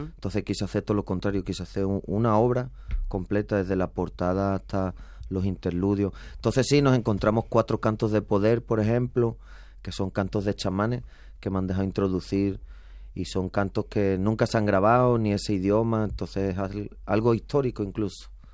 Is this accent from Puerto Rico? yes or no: no; Spain; moved away as an adult; also born or lived in Mexico; en España pues me sentía de repente pues medio boliviano